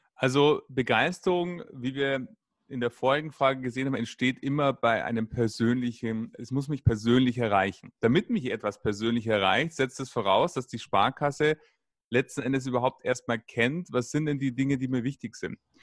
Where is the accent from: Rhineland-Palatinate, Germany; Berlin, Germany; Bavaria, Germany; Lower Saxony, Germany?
Bavaria, Germany; Munich; in Bayern, ich komme aus München